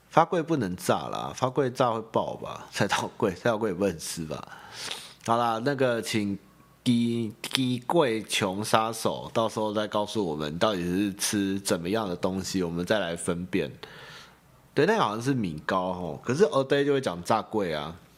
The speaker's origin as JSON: {"language": "Chinese", "town": "Xinying", "region": "Tainan", "country": "Taiwan", "tie": "born or raised there", "moved": "yes", "lives_now": "New Taipei, Taiwan", "said": "我老家就新营人啊， 啊， 我也不会说我是台南人啊，我都说我是新营人"}